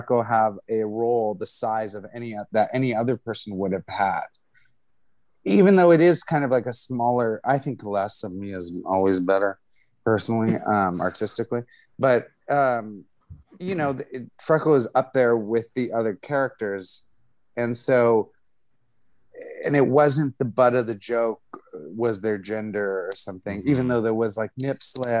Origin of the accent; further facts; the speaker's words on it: Los Angeles, California, United States; I'm half Mexican, so I look very white, but I grew up in East LA with a predominantly Hispanic community family.